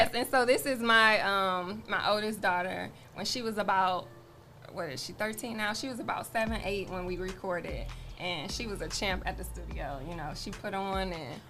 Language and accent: English; Toledo, Ohio, United States; I grew up here in Toledo, Ohio.